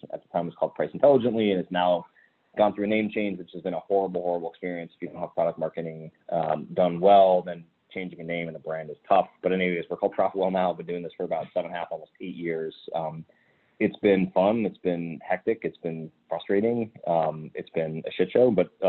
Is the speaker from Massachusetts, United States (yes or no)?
yes; Massachusetts, United States; I grew up in the North Shore of Boston, but we lived internationally for about 5 years.